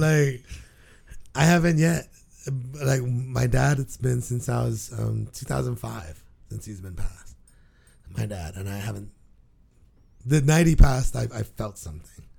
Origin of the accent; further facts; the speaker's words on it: Guam; moved away; And my 10, 11 years growing up on Guam